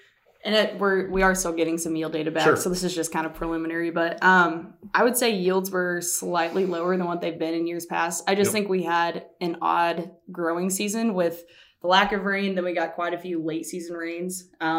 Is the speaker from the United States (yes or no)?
yes; southern Indiana, United States; now in Missouri, United States; So I'm actually not from Missouri. So I grew up on a farm in southern Indiana.